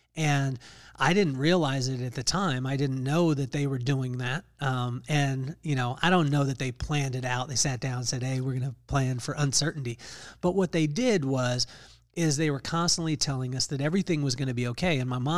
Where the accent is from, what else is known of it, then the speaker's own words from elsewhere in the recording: Lompoc, California, United States; we grew up in Lompoc, California, in Vandenberg Air Force Base.